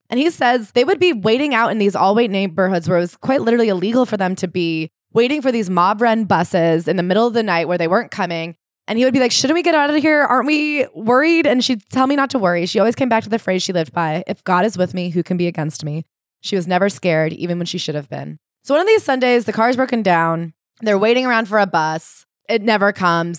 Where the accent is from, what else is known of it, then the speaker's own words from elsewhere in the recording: United States; as an American